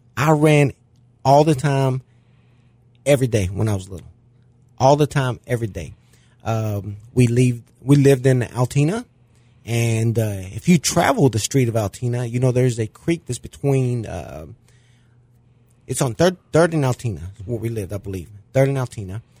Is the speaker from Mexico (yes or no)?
yes; Mexico City, Mexico; born or raised there; now in De Queen, United States